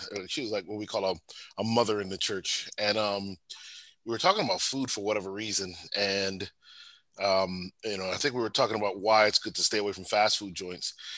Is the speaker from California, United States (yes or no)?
no; Bloomfield, Connecticut, United States; Bloomfield is my home was my hometown